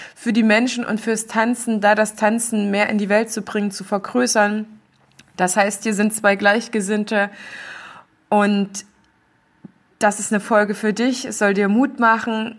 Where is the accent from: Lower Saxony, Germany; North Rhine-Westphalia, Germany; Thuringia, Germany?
Thuringia, Germany; moved away; aus meiner alten Heimat Thüringen Erfurt, Jena und Umgebung